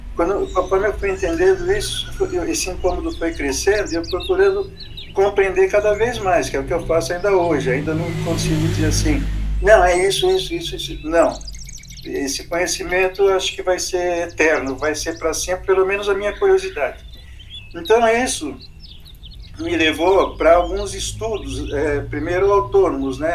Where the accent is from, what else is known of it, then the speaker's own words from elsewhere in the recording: São Paulo, Brazil; moved away as an adult; now in Sorocaba, Brazil; eu sou da Bela Vista, do Bexiga, em São Paulo